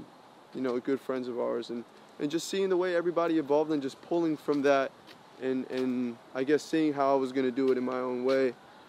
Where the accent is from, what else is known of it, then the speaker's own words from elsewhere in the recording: Colombia; because I come from Spanish background, I'm Colombian